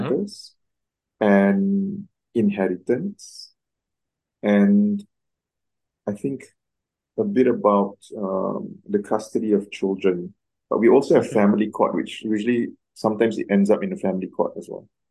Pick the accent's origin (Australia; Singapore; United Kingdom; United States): Singapore; also born or lived in Cairo, Egypt; I'm Singaporean, born in Singapore, raised in Singapore.